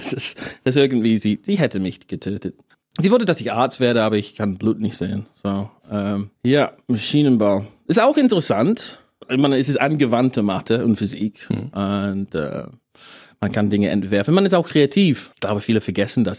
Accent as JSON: {"language": "German", "region": "England", "country": "United Kingdom", "also_born_or_lived": "Edinburgh", "second_language": "German", "moved": "as an adult", "lives_now": "Berlin, Germany", "said": "ich bin kein Deutscher, ich bin Engländer"}